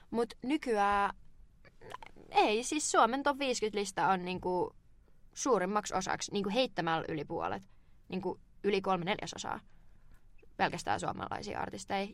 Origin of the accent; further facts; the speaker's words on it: Turku, Southwest Finland, Finland; mä oon turkulainen